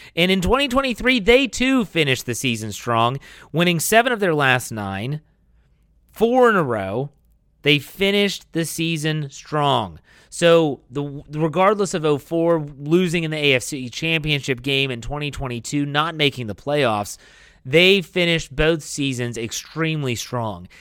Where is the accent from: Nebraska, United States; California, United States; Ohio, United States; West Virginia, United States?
West Virginia, United States; Wheeling; moved away; my hometown of Wheeling, West Virginia